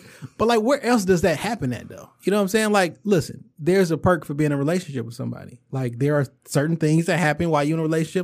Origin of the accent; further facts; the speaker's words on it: Chicago, Illinois, United States; I'm a nigga from Chicago